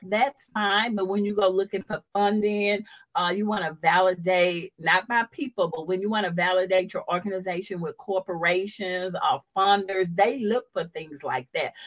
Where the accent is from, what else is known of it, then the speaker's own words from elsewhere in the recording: Houston, Texas, United States; I come from Fifth Ward that's living in the projects